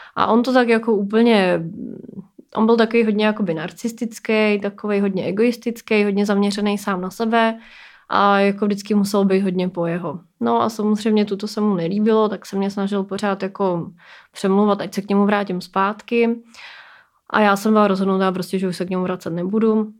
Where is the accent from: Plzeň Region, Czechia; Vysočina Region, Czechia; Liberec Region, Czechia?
Plzeň Region, Czechia; Plzeň; mi je 33 let a pocházím z Plzně